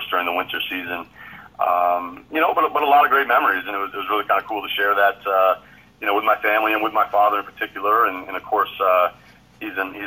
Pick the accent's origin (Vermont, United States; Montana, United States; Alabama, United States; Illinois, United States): Vermont, United States; Barre; moved away as an adult; also born or lived in Plattsburgh, New York; now in Moncton, Canada; I was born in upstate New York, Plattsburgh, New York, to be exact. But I was raised in Barrie, Vermont, which is located in central Vermont. That's where I pretty much spent all my youth years growing up there.